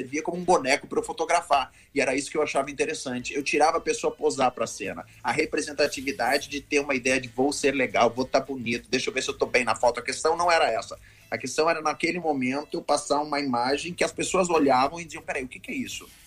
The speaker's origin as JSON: {"language": "Portuguese", "region": "Rio Grande do Sul", "country": "Brazil", "moved": "yes", "said": "Eu fui estudar teatro, saí do Rio Grande do Sul, vim morar no Rio de Janeiro, me matriculei na Cal"}